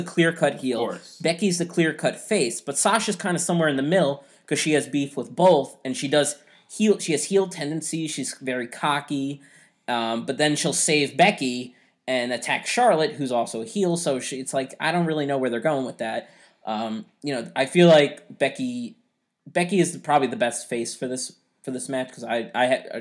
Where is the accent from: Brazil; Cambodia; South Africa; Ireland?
Ireland; We're both Irish